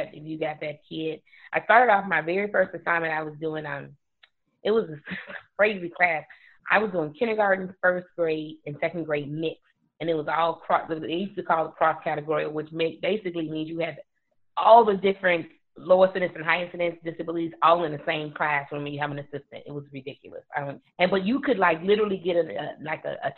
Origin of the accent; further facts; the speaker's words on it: Chicago, Illinois, United States; moved away as an adult; now in DeKalb, United States; I actually grew up on the west side of Chicago